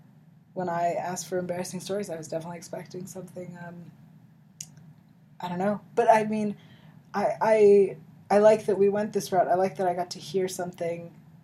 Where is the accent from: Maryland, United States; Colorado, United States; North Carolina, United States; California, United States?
California, United States; Bay Area; I grew up in the Bay Area.